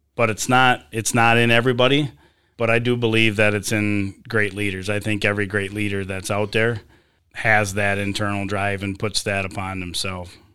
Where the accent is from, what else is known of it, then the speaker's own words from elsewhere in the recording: Sebewaing, Michigan, United States; I grew up here in Sebewing, graduated from U S A schools